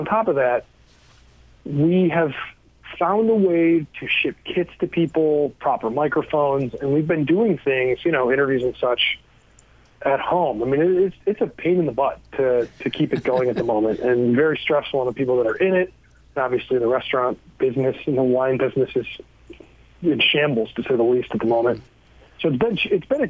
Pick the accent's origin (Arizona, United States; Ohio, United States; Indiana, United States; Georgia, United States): Ohio, United States; Cleveland; I grew up in Cleveland, Ohio